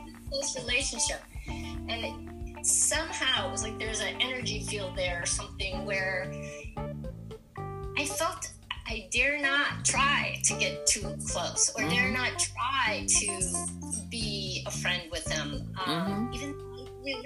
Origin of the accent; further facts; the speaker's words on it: Minnesota, United States; I come from Minnesota, the Minnesota Nice, where people pretend to be your friends